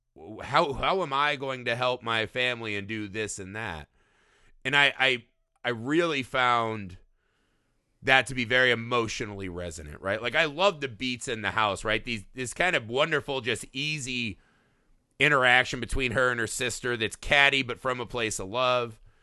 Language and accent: English; United States; as an American